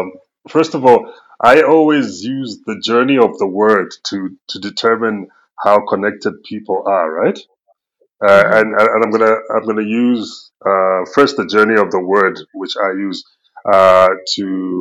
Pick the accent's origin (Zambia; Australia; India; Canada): Zambia; I'm originally from Zambia. It's a country in Southern Africa, just below the current Democratic Republic of Congo and above Zimbabwe.